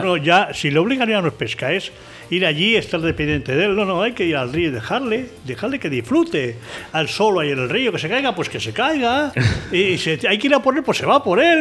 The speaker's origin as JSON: {"language": "Spanish", "town": "Íscar", "region": "Castile and León", "country": "Spain", "said": "conocí al padre de Sebas ahí en mi pueblo en Iscar"}